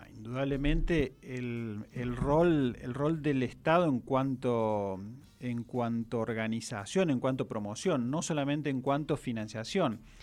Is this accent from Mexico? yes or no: no; Argentina; Argentina, no por algo eh, somos